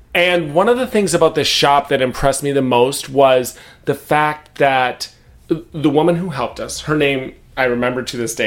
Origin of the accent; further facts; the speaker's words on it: United States; as an American